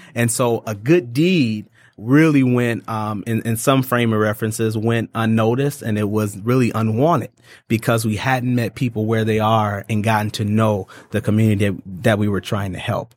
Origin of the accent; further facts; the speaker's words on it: Ypsilanti, Michigan, United States; moved away as an adult; now in Detroit, United States; I'm from a little town called Ypsilanti, so it's right outside of Ann Arbor